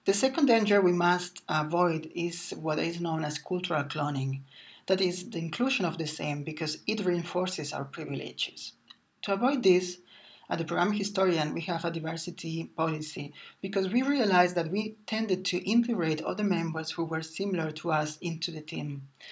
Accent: Barcelona, Catalonia, Spain; I was born in Barcelona and I studied humanities, a humanities degree.

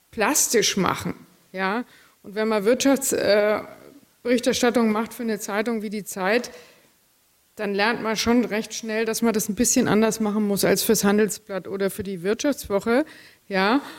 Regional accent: Bavaria, Germany; also ich bin in der Gegend von Würzburg aufgewachsen

